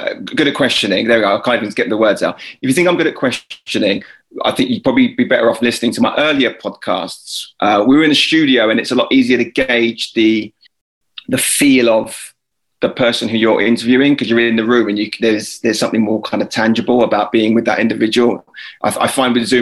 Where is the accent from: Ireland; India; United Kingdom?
United Kingdom; Lewes, South East England; moved away as an adult; also born or lived in United States; My wife and I were then still living back in our hometown. So this is in Lewis. I was back at home with mum and dad.